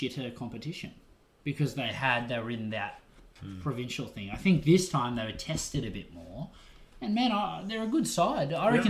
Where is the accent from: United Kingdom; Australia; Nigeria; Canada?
Australia; that's not sour grapes as an Aussie.